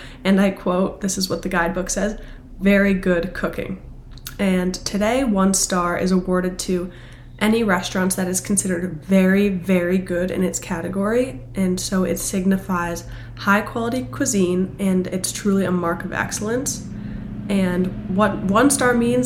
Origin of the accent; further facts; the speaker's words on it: Boston, Massachusetts, United States; I'm from Boston